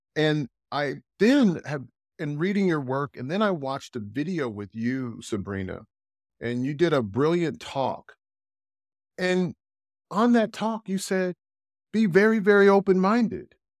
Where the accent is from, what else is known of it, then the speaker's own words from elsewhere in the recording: United States; now in Europe; I'm American